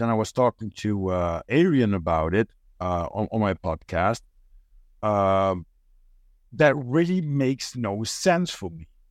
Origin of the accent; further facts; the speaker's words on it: Netherlands; first language Dutch; English is a second language; I'm a Dutch guy.